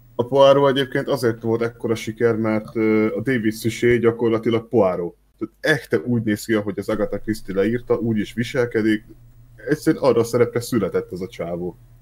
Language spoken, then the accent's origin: Hungarian; Szeged, Csongrád-Csanád, Hungary; accent: ö-ző (Szeged); szegediek vagyunk, mert nem nagyon őzünk így a családba, de hát azért párszor kijön